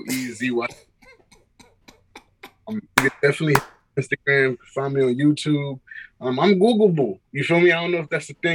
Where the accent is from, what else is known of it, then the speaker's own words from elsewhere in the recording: New York City, New York, United States; also born or lived in Atlanta; I am Haitian American. That's just nationality wise. But, you know, I'm from Queens, New York.